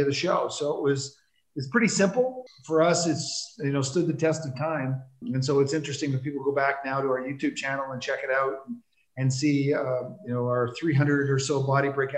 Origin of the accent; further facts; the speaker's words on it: Toronto, Ontario, Canada; also born or lived in Newark, New Jersey; I grew up in Toronto. I was born in Newark, New Jersey.